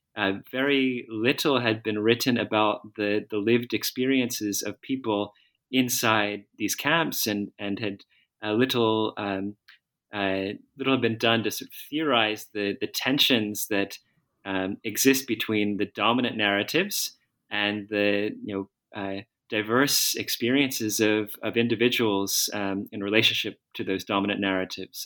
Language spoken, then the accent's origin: English; outside Philadelphia, Pennsylvania, United States; I was born in the United States, uh, outside Philadelphia, and I went to school in the Philadelphia area